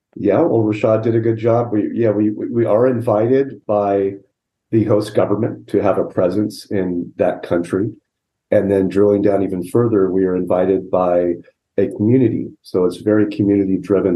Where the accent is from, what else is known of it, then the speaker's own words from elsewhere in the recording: Southern California, United States; I grew up in Southern California